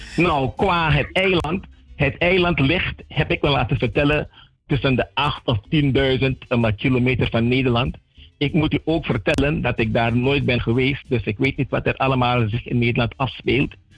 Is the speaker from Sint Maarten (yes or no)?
yes; Sint Maarten; also born or lived in Saint-Martin (French side); now in Saint-Martin; ik ben van de Nederlandse kant, maar ik woon aan de Franse kant